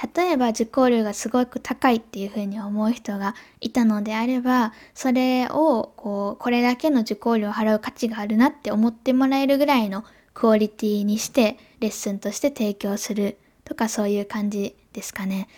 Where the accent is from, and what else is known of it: Japan